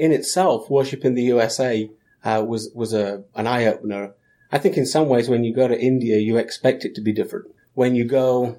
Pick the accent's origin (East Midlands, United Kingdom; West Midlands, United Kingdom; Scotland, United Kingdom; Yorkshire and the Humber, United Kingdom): East Midlands, United Kingdom; just outside of Nottingham; moved away as an adult; now in United States; I grew up in England, just outside of Nottingham, maybe 20 minutes outside of Nottingham in a little town. Lived there for 27 years